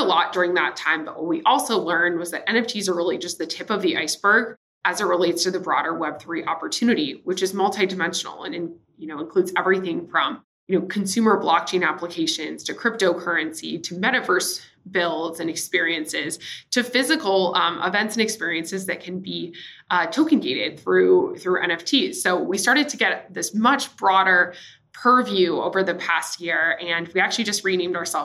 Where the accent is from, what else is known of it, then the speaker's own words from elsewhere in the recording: Nashville, Tennessee, United States; also born or lived in San Diego / San Francisco / New York / Singapore; now in Miami, United States; I guess I come from Nashville, Tennessee. That's where I'm originally from. I'm currently living in Miami, Florida.